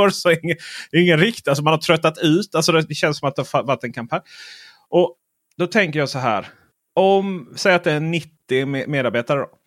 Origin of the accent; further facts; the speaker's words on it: Skåne, Sweden; jag är skåning och läser media i Skåne.